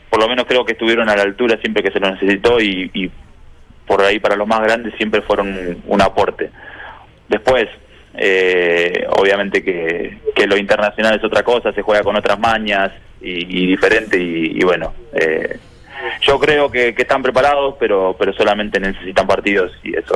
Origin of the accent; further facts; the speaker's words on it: Río Negro, Argentina; moved away; Yo soy de Río